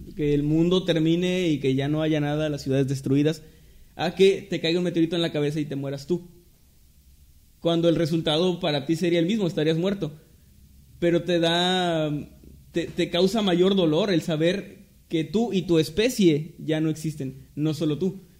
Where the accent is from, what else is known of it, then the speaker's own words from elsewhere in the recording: Mexico; somos mexicanos